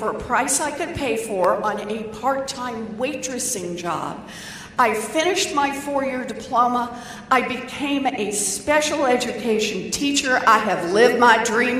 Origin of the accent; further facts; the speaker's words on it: Oklahoma, United States; moved away; I was born and raised in Oklahoma.